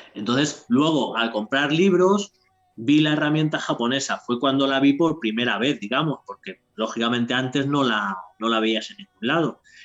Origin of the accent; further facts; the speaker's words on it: Madrid, Community of Madrid, Spain; moved away as an adult; now in Toledo province, Spain; soy de Madrid de toda la vida, pero no, ya, no estoy viviendo ya en Madrid. Estoy en un pueblo que ya pertenece a Toledo